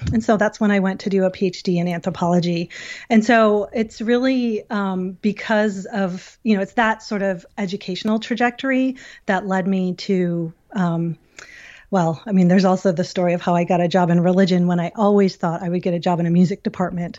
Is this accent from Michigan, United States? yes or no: no; Syracuse, New York, United States; I'm from Syracuse